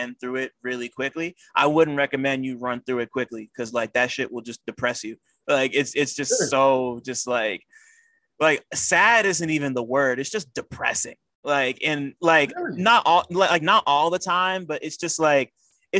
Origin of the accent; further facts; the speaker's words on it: New Jersey, United States; I'm from Sopranos country. Like, I'm from that area, yeah, of Jersey